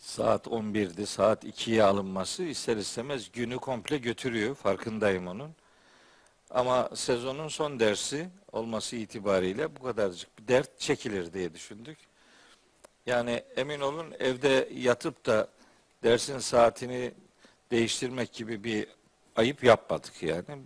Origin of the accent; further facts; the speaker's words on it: Trabzon, Turkey; bir Trabzonlu olarak